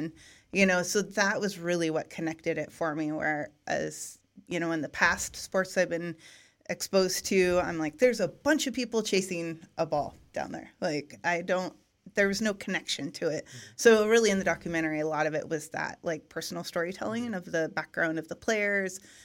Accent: Eugene, Oregon, United States; where I grew up in Eugene, in Oregon, it's a college town

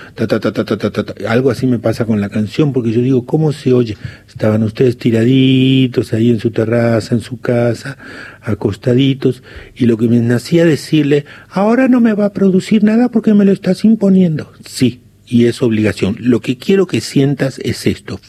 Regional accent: San Jorge, Santa Fe, Argentina; moved away; allá lejos está mi pueblo San Jorge

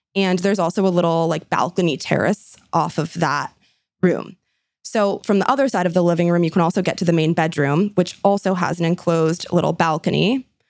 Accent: San Francisco, California, United States; this one is right in my hometown, San Francisco.

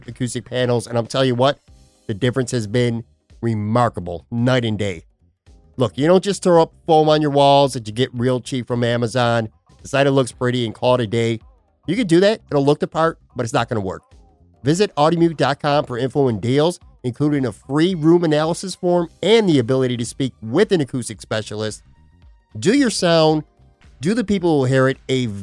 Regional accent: Buffalo, New York, United States; moved away as an adult; now in Florida, United States; I grew up, born and raised in Buffalo, and now I've lived in Florida for the last few years.

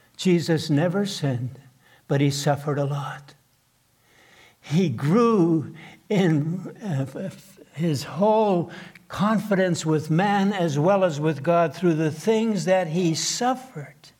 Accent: southeastern Manitoba, Canada; first language Plautdietsch (Low German); English is a second language; I couldn't speak a word of English when I was first grade. Born in a log cabin in southeastern Manitoba

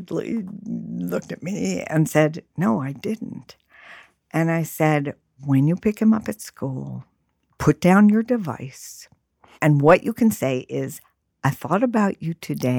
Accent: New York City, New York, United States; I grew up in New York City.

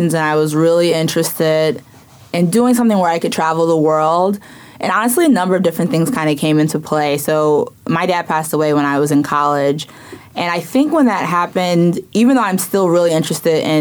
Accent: Chicago, Illinois, United States; born or raised there; now in New York, United States

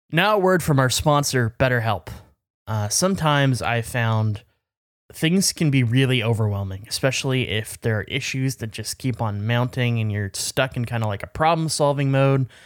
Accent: British Columbia, Canada; I'm from B C, which is British Columbia

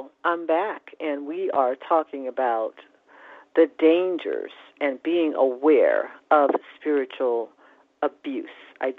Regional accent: California, United States; I came from California, which in their own way, the Californians were even more open and friendly.

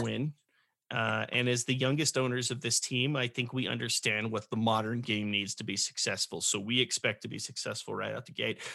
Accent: California, United States; growing up in California

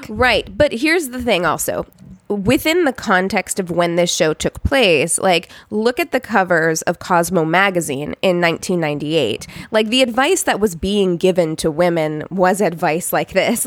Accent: Missouri, United States; moved away; my hometown

